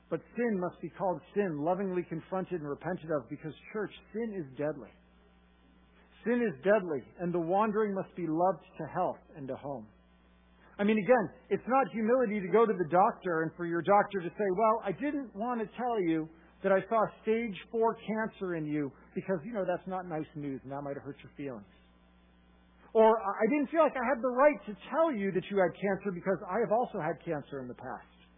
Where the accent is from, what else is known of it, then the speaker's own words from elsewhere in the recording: Massachusetts, United States; I am from Massachusetts